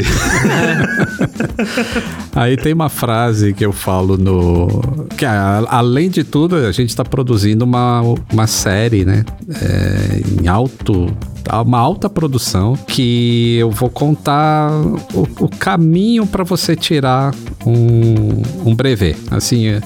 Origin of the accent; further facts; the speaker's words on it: Northeast Region, Brazil; de onde eu vim, que eu, eu sou nordestino